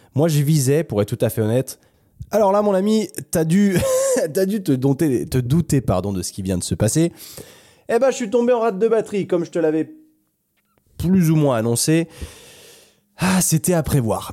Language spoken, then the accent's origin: French; France; je suis français